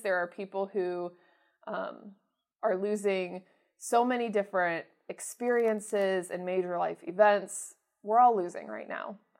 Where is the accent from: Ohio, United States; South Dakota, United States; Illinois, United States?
Ohio, United States; Mansfield; my hometown